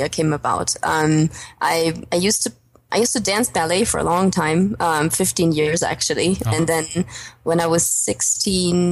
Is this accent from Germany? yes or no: yes; former East Germany, Germany; moved away; also born or lived in United States / Australia / Denmark / China; I'm actually originally German, coming from the former East, but haven't lived in Germany, my home country, so to say, for the past almost 10 years